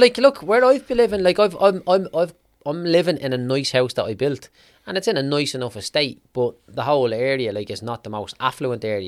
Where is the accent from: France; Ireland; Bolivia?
Ireland; Clondalkin, Leinster; I was growing up in Clondalkin